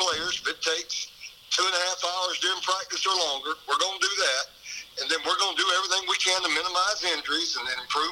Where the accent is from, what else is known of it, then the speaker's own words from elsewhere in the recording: Baxley, Georgia, United States; I'm from Baxley. I'm from Appling County